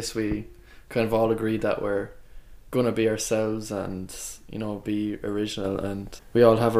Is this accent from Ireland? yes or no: yes; Ballinabula, Leinster, Ireland; Yeah, no, I'm not from Carrick at all. I'm up Ballinabula.